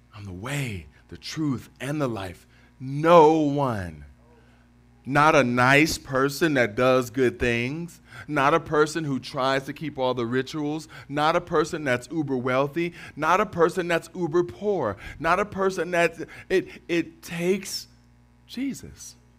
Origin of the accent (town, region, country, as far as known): Cleveland, Ohio, United States; born or raised there; moved away as an adult; now in Detroit, United States